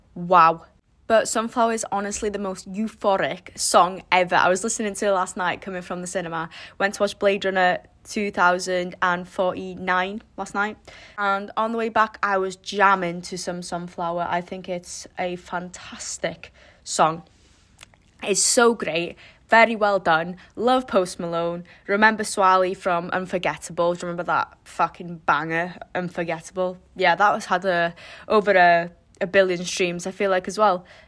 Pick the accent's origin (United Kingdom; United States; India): United Kingdom; Wales